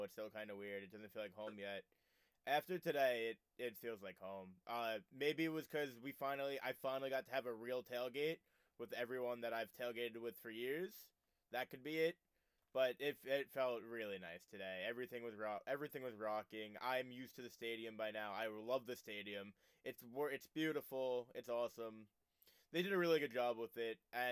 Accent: United States; we're also American

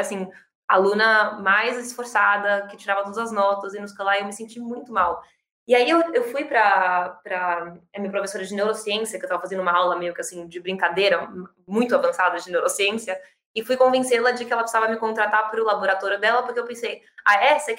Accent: São Paulo, Brazil; sou brasileira, eu nasci e cresci em São Paulo que é onde eu tô hoje

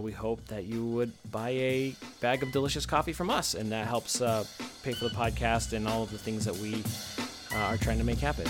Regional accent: United States; We're Americans

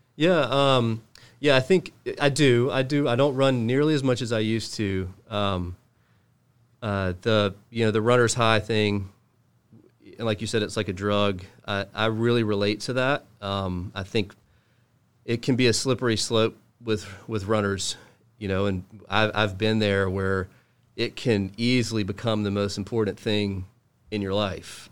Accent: Charlotte, North Carolina, United States; also born or lived in Cary, North Carolina; I grew up in Charlotte.

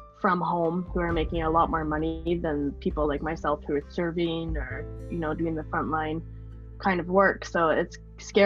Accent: Chilliwack, British Columbia, Canada; moved away as an adult; also born or lived in Whistler / Golden; now in Revelstoke, Canada; I'm from Chilliwack, BC. That's where all my family is. So just living there for my whole life.

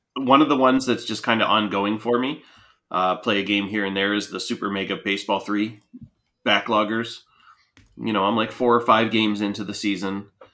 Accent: Punxsutawney, Pennsylvania, United States; I grew up in Punxsutawney

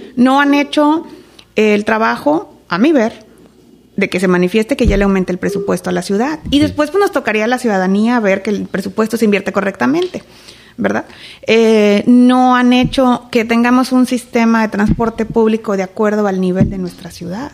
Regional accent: Reynosa, Tamaulipas, Mexico; nací aquí en Reynosa, nací aquí en la clínica del Seguro Social. Estuve en tres escuelas primarias

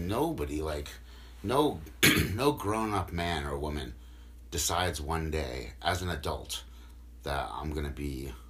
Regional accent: Norwich, East of England, United Kingdom; I grew up in Norwich. Nothing special. I didn't come from a broken home. I didn't go to shitty schools.

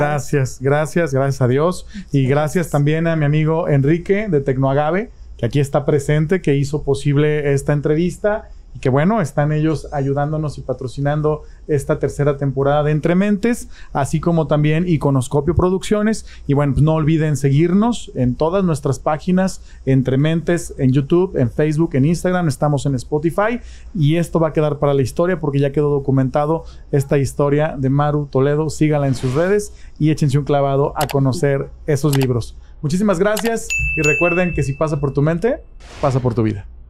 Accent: Jalisco, Mexico; soy bien jalisciense

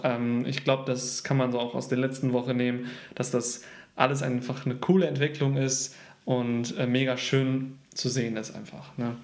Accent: Leverkusen, North Rhine-Westphalia, Germany; also born or lived in Gütersloh / Canada; Ich wurde in Gütersloh geboren und habe dann den, eigentlich meine komplette Kindheit und mein Jugendleben in Leverkusen gewohnt.

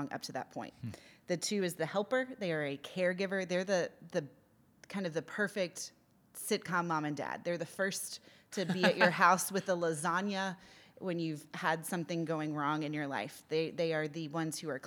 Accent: United States; moved away; as the American on staff

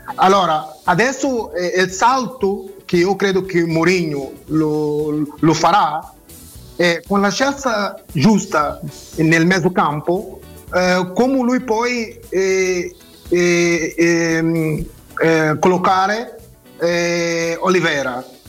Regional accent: Mozambique; Italian is a second language; moved away; also born or lived in Portugal; sono nato a Mozambique, sono portoghese ma nato a Mozambique

